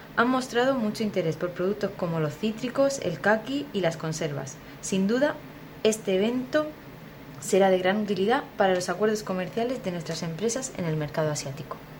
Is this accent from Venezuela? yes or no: no; Torre Pacheco, Region of Murcia, Spain; siempre la he vivido como pachequera